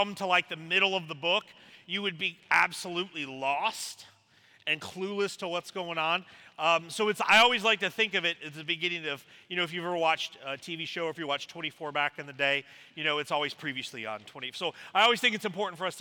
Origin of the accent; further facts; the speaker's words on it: South Carolina, United States; also born or lived in Washington State; now in Tennessee, United States; I grew up in South Carolina originally, so that makes me a Gamecock